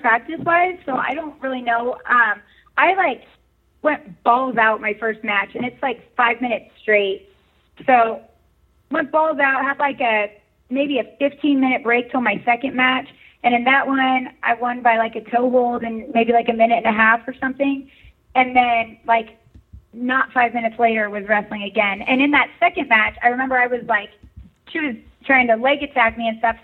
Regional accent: Walnut Creek, California, United States; moved away; also born or lived in Iowa; I grew up in California, actually

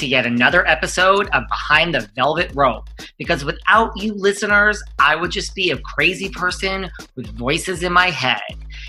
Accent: Connecticut, United States; moved away; I'm originally from Connecticut.

